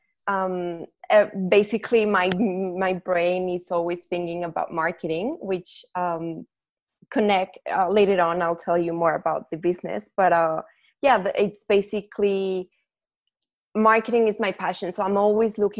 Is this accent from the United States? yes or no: no; Mexico; English is a second language; moved away as an adult; now in Melbourne, Australia; I'm from Mexico, but I'm currently living in Australia, in Melbourne